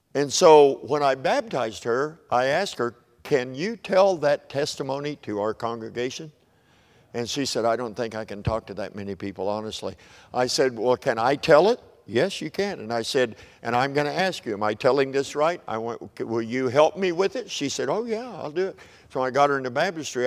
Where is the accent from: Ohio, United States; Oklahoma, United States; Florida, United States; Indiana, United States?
Oklahoma, United States; I'm from Oklahoma, so we're a little far to the Southwest to be called Southerners